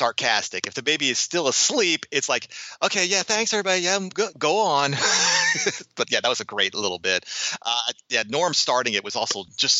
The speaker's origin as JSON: {"language": "English", "town": "Chicago", "region": "Illinois", "country": "United States", "tie": "born or raised there", "said": "growing up in the Chicago area"}